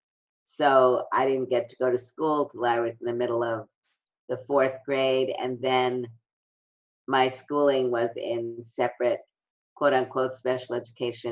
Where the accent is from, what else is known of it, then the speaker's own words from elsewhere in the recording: New York City, New York, United States; I'm from Brooklyn, and really a lot of my development was the result of experiencing discrimination